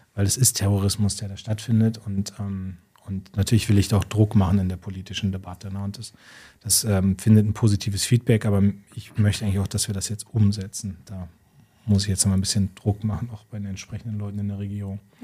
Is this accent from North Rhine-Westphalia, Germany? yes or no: no; Munster, Lower Saxony, Germany; ich war jetzt in meiner Heimatstadt Munster